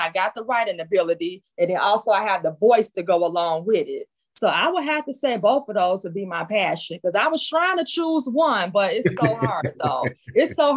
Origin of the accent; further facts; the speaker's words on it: Chicago, Illinois, United States; I'm from the Shy, yes. That Shy City.